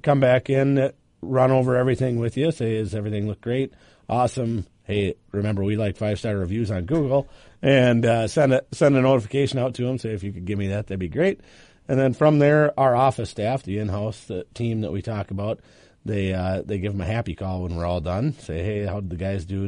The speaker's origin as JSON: {"language": "English", "region": "Iowa", "country": "United States", "moved": "yes", "lives_now": "Minnesota, United States", "said": "I'm actually from Iowa originally"}